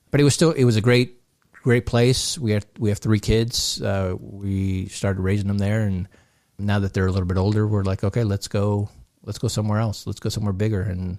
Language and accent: English; Long Beach, California, United States; moved away as an adult; now in Southern Utah, United States; No, so I'm originally from Southern California, from Long Beach area. Okay. Grew up there, right? I was about almost 30 by the time we moved to Southern Utah.